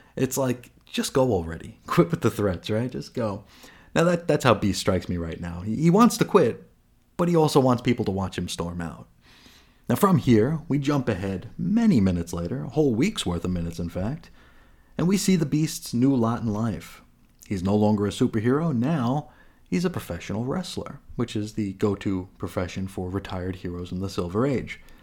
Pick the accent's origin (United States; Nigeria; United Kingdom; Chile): United States; New York; I'm from New York